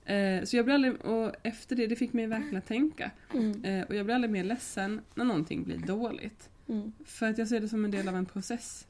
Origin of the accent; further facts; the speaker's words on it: Lund, Skåne, Sweden; now in Gothenburg, Sweden; från Lund kommer jag ifrån